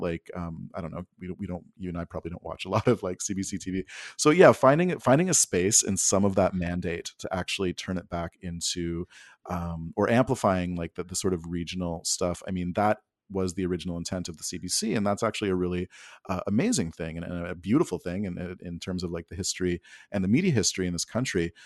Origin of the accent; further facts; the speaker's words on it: Alberta, Canada; moved away as an adult; I grew up in Alberta. I was there for, uh, high school and university from nineteen ninety-two to the year two thousand.